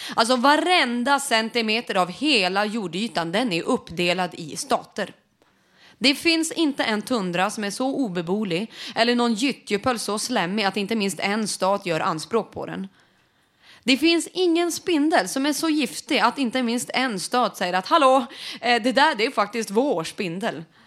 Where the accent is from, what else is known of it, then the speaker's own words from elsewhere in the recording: Sweden; vi som vita medelklass svenskar